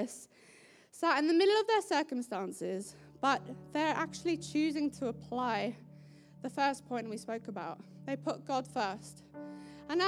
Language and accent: English; South Africa; my South African family